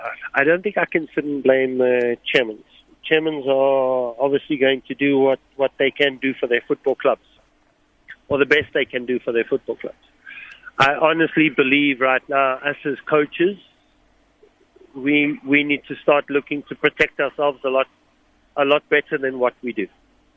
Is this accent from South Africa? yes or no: yes; South Africa; me being South African, it's important for people to note I couldn't afford to go buy new boots every 2-3 months.